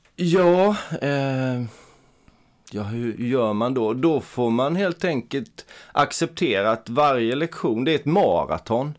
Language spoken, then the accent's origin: Swedish; Eksjö, Jönköping County, Sweden; min hemstad Eksjö